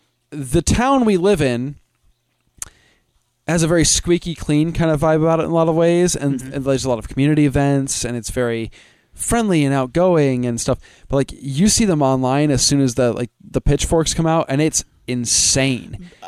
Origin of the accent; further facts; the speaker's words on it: Midwest, United States; I mean, I'm from the Midwest